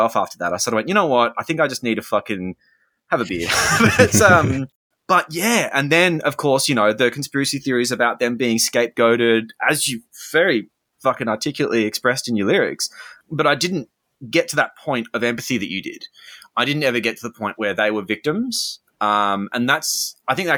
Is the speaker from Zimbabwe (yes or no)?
no; Australia; also born or lived in London; I'm Australian, but I was in London at the time.